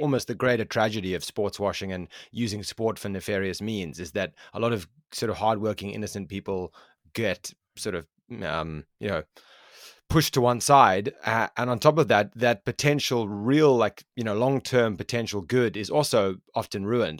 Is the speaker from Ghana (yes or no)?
no; South Africa; I am from South Africa, and I know for a fact my own country of South Africa